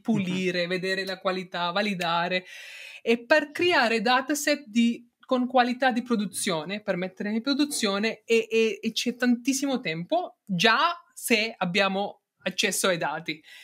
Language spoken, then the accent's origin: Italian; India; Italian is a second language; moved away as an adult; also born or lived in Netherlands; now in Turin, Italy; sono nata in India, ho fatto mio, diciamo, i prim, primi anni di studio fino al mio triennale lì